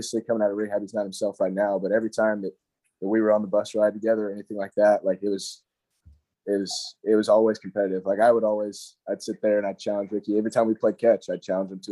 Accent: Hendersonville, North Carolina, United States; born or raised there

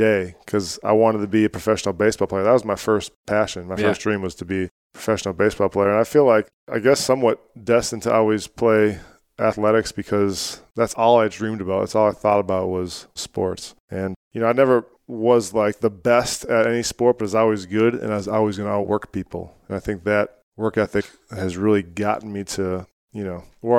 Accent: Cold Spring, Minnesota, United States; So it's a small town called Cold Spring. It's central Minnesota.

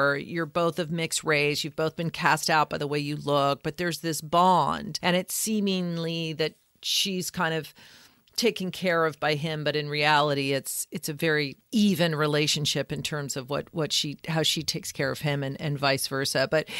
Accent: United States; as an American.

